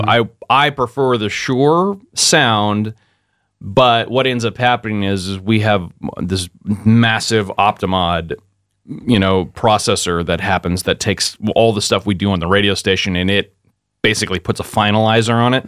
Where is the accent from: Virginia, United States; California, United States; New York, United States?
California, United States; Modesto; moved away as an adult; also born or lived in San Diego, California; now in Pensacola, United States; my hometown where I grew up was in Modesto, California